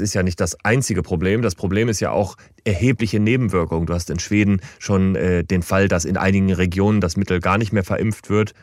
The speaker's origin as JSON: {"language": "German", "region": "Rhineland-Palatinate", "country": "Germany", "tie": "born or raised there", "moved": "yes", "lives_now": "Hamburg, Germany", "said": "in meiner Heimat Rheinland-Pfalz"}